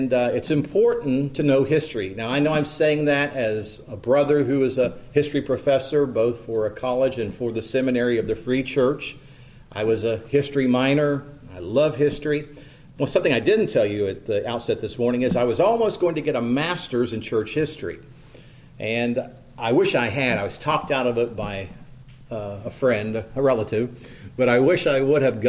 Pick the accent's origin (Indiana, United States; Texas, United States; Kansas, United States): Indiana, United States; East Central; also born or lived in Henry County, Indiana; growing up in East Central Indiana, I was thinking about the little school out in the country I attended for elementary school